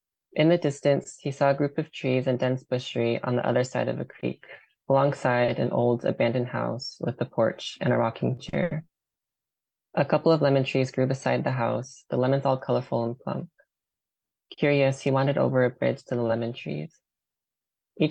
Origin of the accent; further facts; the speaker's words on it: Forest Grove, Oregon, United States; also born or lived in Portland, Oregon; I'm from Forest Grove, Oregon.